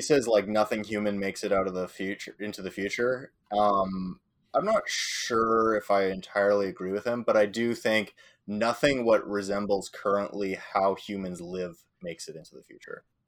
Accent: Northern Ireland, United Kingdom; I'm from, I'm Northern Irish

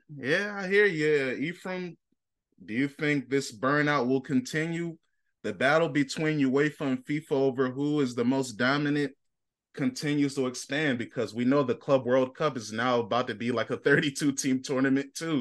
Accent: United States; I'm an American.

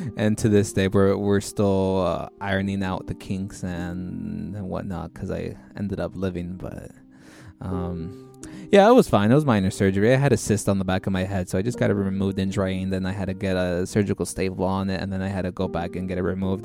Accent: Orange County, California, United States; we're from Orange County

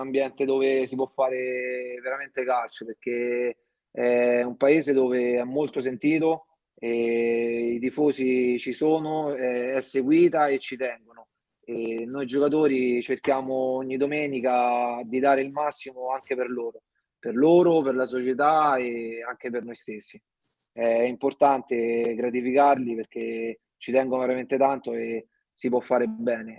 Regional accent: Montefiascone, Lazio, Italy; sono di Montiascone, ho iniziato i primi calci nel mio paese

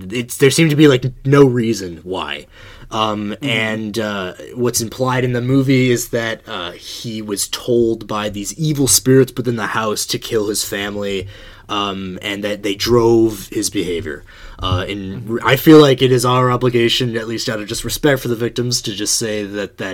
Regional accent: Buffalo Grove, Illinois, United States; I grew up in Buffalo Grove

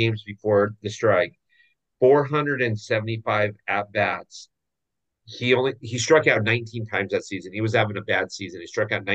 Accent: Orange County, California, United States; growing up in Orange County

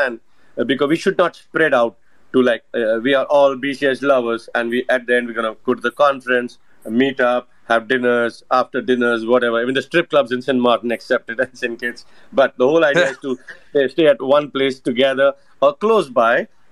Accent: India; Being an Indian

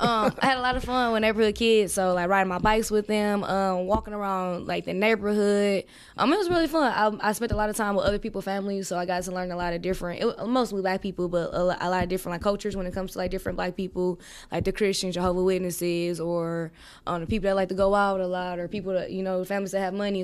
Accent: Milwaukee, Wisconsin, United States; also born or lived in Georgia; I'm from Milwaukee, um, uh, on the north side, you know, where most of the black people is

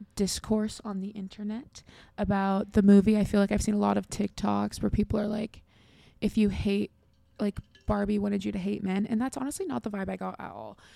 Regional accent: United States; I'm from America

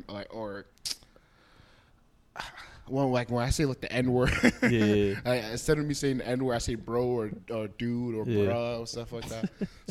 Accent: United States; we grew up in the United States

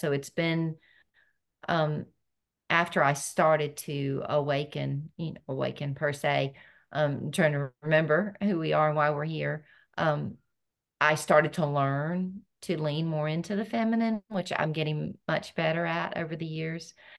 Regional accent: North Carolina, United States; I was born and raised in North Carolina

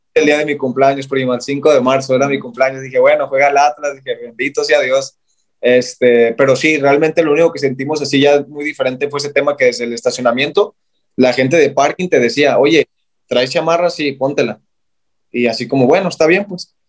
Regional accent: Guadalajara, Jalisco, Mexico; Y yo, de Guadalajara

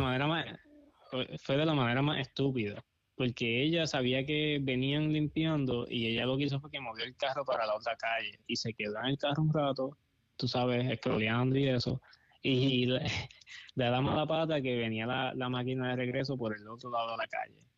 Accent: Puerto Rico; moved away as an adult; also born or lived in Los Angeles; now in Coachella, United States; me mudé de Puerto Rico porque no había trabajo.

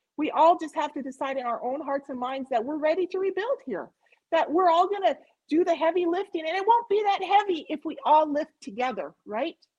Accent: Montana, United States; I'm from Montana.

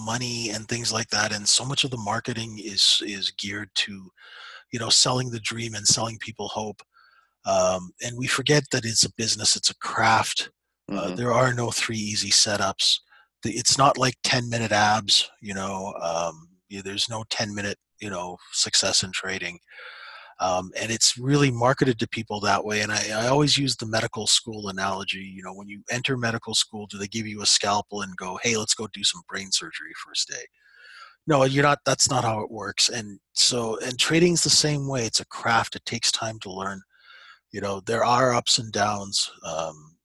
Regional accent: Saskatchewan, Canada; I was raised in Saskatchewan

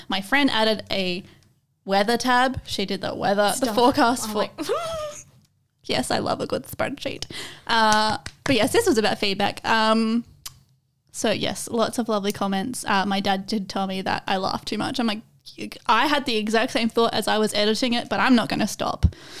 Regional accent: Australia; Or like as an Australian, Creatipi. The T is too much.

